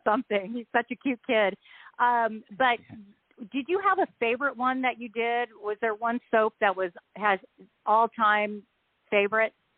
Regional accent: Southern California, United States; moved away; also born or lived in East Coast; I grew up in Southern California

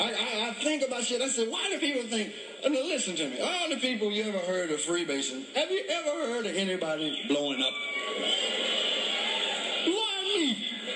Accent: California, United States; moved away; I came from California, hadn't been home about 5 years, and I went back home

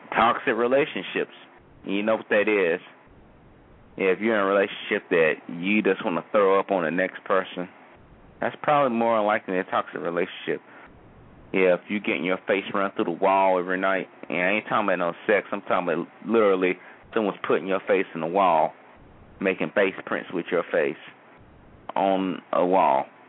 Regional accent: United States; as far as American citizens

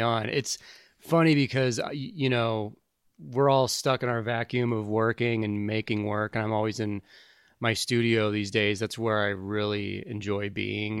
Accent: St. Louis, Missouri, United States; moved away as an adult; also born or lived in Kansas City / Tempe, Arizona; I grew up in Saint Louis and I left there after high school when I was eighteen

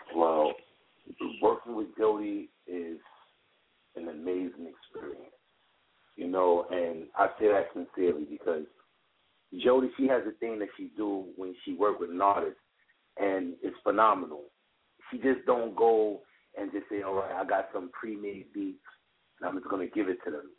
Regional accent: New York City, New York, United States; I'm born and raised in Brooklyn

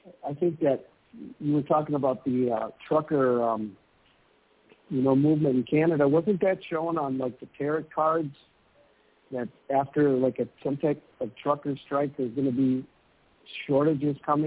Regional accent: Minnesota, United States; moved away as an adult; now in Yucatan, Mexico; I'm from Minnesota. I'm living down here in Mexico

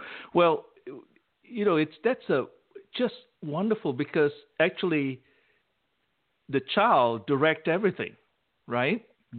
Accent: Malaysia; moved away as an adult; also born or lived in Baton Rouge, Louisiana / Poplar Bluff, Missouri; as a child growing up in Malaysia

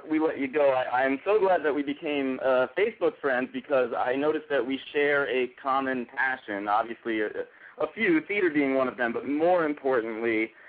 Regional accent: Connecticut, United States; He's from Connecticut, and I'm from Connecticut, so a little hometown love.

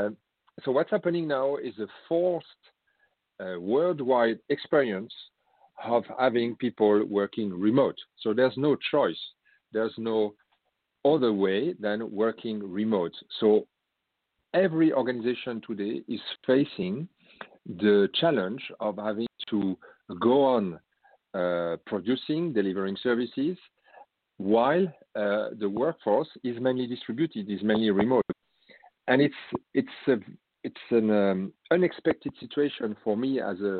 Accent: France; accent: French; English is a second language; moved away as an adult; now in Netherlands; I used to present myself as a European from France. I have lived different countries, also out of Europe, but I now live in Holland for 12 years, and my as you can hear in my accent, I have a French background

